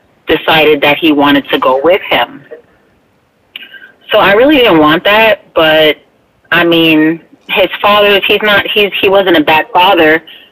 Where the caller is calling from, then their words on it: Bethlehem, Pennsylvania, United States; I'll be 47 in a few months, and I'm calling from Bethlehem, Pennsylvania.